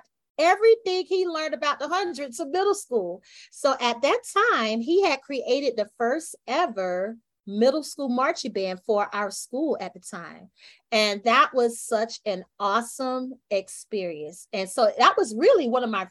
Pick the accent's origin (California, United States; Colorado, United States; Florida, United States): Florida, United States; Quincy; moved away as an adult; also born or lived in St. Petersburg, Florida / Tallahassee, Florida; My hometown is actually Quincy, Florida.